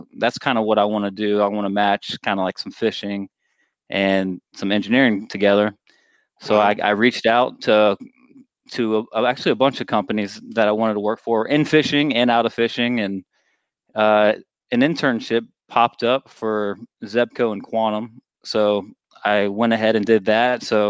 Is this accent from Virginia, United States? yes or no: yes; Virginia, United States; I grew up in Virginia